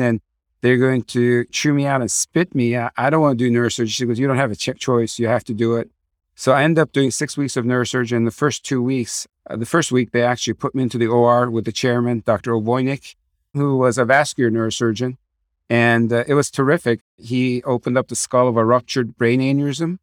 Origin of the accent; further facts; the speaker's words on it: Tucson, Arizona, United States; also born or lived in Turkey; So I grew up in Tucson, Arizona. I'm the product of a immigrant family from Turkey. My dad and my mom came here when I was five years old and grew up there.